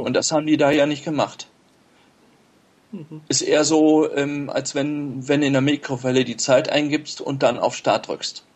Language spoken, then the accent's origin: German; Steinhagen, North Rhine-Westphalia, Germany; ich bin ähm, aus Steinhagen bei Bielefeld